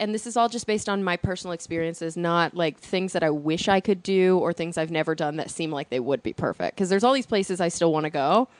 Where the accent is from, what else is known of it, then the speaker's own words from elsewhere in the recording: Texas, United States; because I'm a Texan.